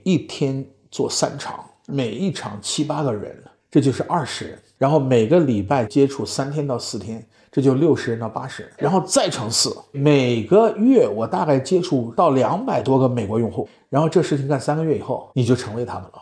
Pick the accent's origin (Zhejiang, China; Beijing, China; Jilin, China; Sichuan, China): Beijing, China; moved away as an adult; also born or lived in Jiangsu / New York; 我是江苏人，北京长大，我是清华无线电系的